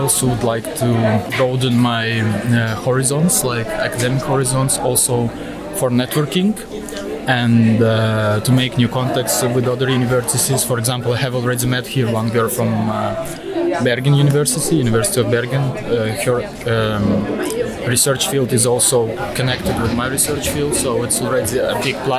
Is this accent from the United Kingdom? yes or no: no; Estonia; moved away; here I'm representing the University of Granada, but originally I'm from Estonia.